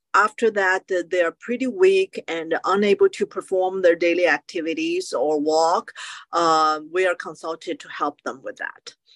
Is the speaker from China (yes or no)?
yes; China; now in United States; I grew up in China and I was exposed to acupuncture